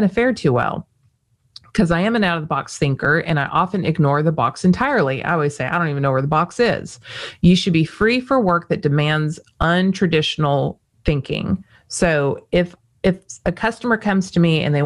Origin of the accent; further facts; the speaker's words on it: Las Vegas, Nevada, United States; I was born in Las Vegas